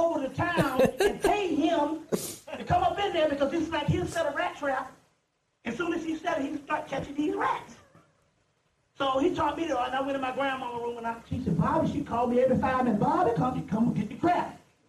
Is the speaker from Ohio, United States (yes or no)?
no; Mullins, South Carolina, United States; I'm from Mullins. Mullins is 6,000 strong.